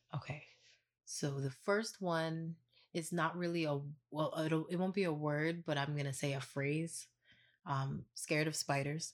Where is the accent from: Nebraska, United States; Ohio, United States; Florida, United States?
Florida, United States; also born or lived in New York; I was born in New York, raised here in Florida